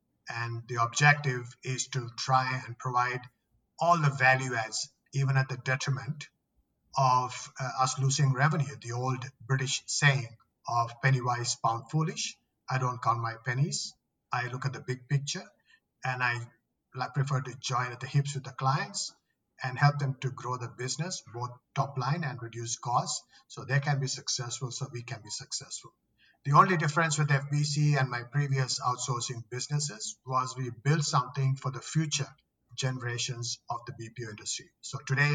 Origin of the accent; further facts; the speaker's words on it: Australia; moved away as an adult; also born or lived in Sri Lanka / Singapore / Philippines; now in Sydney, Australia; I'm originally from Sri Lanka. I grew up in Australia for most of my life.